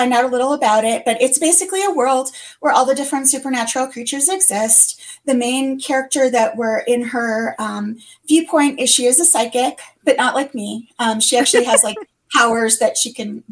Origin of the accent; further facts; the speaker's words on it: Detroit, Michigan, United States; also born or lived in Tucson; now in Los Angeles, United States; I'm originally from Detroit. I live in California. I'm an LA girl for many, many years now